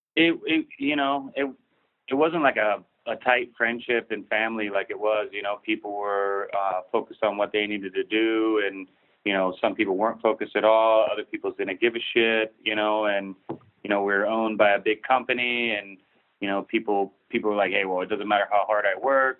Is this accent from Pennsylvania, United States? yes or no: no; Big Bear Lake, California, United States; moved away as an adult; also born or lived in Mammoth Lakes, California; I grew up snowboarding in Big Bear.